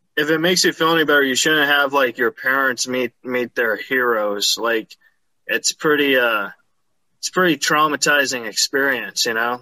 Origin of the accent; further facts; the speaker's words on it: California, United States; I grew up in California